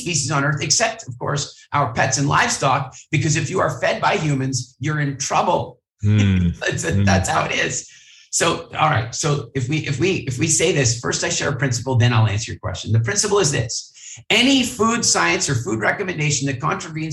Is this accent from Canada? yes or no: yes; Halifax, Nova Scotia, Canada; I grew up in Halifax, Nova Scotia